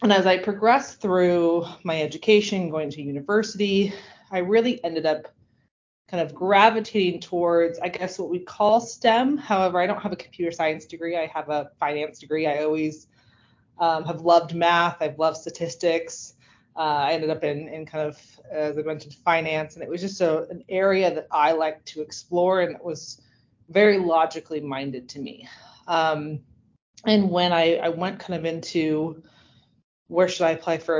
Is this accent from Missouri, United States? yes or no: no; Silicon Valley, California, United States; now in Austin, United States; I grew up, actually was born and raised in Silicon Valley